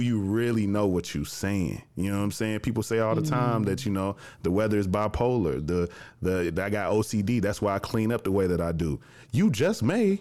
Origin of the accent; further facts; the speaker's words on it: Jackson, Tennessee, United States; moved away as an adult; also born or lived in Chicago, Illinois; now in Atlanta, United States; I'm from Jackson, Tennessee